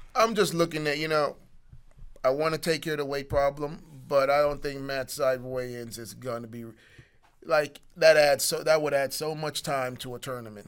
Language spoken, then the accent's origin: English; Jamaica; I'm Jamaican